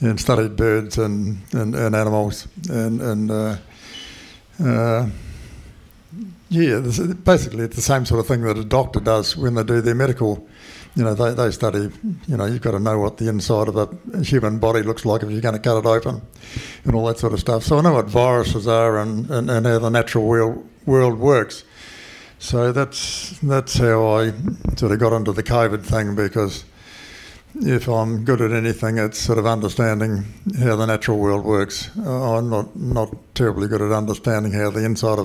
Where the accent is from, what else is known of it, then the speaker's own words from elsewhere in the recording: Christchurch, Canterbury, New Zealand; moved away as an adult; now in Karamea, New Zealand; I was born in Christchurch, so I was born a city kid